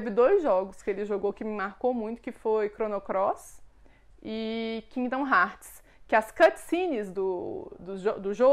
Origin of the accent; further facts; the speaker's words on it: Belo Horizonte, Minas Gerais, Brazil; also born or lived in Contagem; É, então, eu sou daqui de Belo Horizonte. Eu morei muito na minha vida em Contagem, que é uma cidade aqui do ladinho.